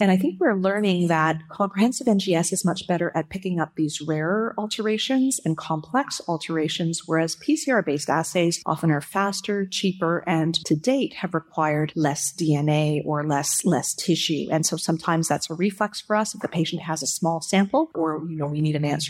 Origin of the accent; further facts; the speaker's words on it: Canada; as a Canadian